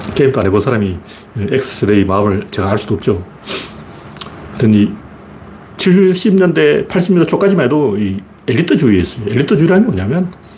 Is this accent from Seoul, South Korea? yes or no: no; Gyeongju / Pohang area, North Gyeongsang, South Korea; 경주 포항 이쪽에 이제 제 고향이 그쪽이니까